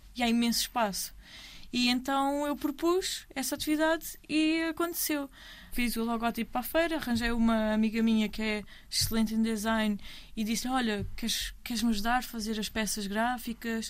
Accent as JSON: {"language": "Portuguese", "town": "Almada", "region": "Setúbal", "country": "Portugal", "said": "Eu sou da Almada"}